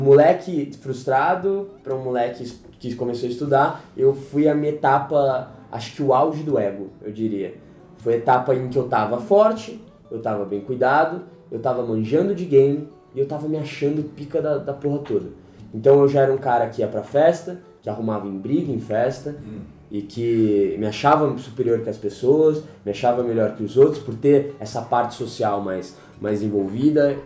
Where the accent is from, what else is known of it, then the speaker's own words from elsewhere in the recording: São Paulo, Brazil; eu nasci fui criado aqui em São Paulo, raiz, Pirituba City, desde sempre